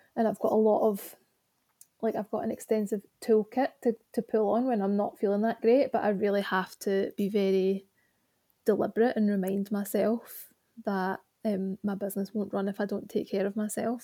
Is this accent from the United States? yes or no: no; Glasgow, Scotland, United Kingdom; now in Birmingham, United Kingdom; I was born in Glasgow and I now love, live in Birmingham.